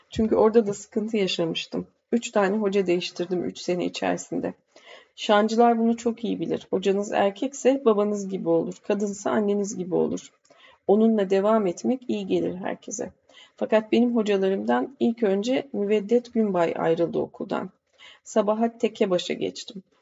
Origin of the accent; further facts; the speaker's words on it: Ankara, Turkey; born there; Şöyle var, ben Ankara doğumluyum. Biliyorsunuz Ankara'nın seyircisi güzeldir.